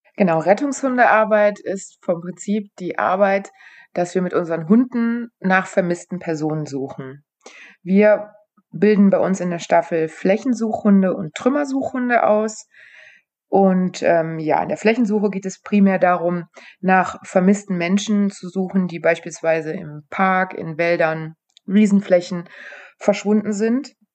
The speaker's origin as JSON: {"language": "German", "area": "near Aachen", "region": "North Rhine-Westphalia", "country": "Germany", "said": "ich komme aus der Nähe von Aachen"}